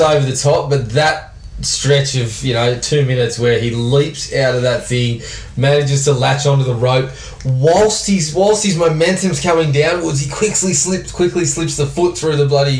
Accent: Japan; No, this is bullshit. I grew up in Japan.

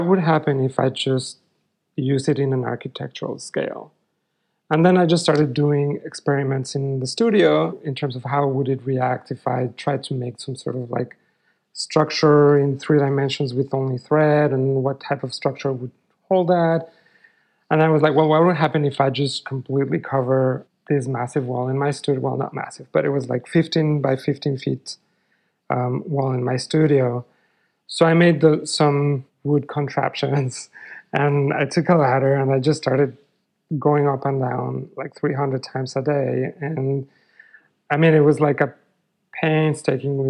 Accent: Mexico City, Mexico; moved away; I grew up in Mexico City

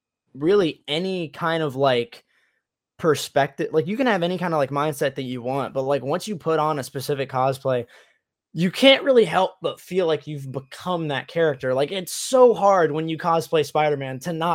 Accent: Tennessee, United States; moved away as an adult; also born or lived in Michigan; now in Florida, United States; I grew up in Tennessee

